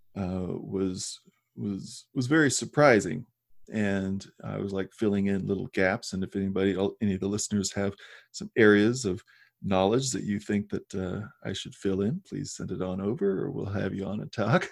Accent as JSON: {"language": "English", "region": "Midwest", "country": "United States", "tie": "born or raised there", "said": "I grew up in the Midwest"}